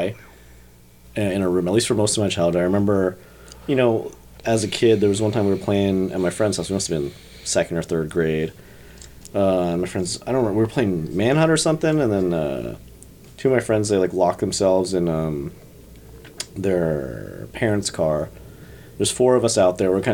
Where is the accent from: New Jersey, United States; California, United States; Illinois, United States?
New Jersey, United States; I grew up in Jersey, part of a big, big, big Catholic family.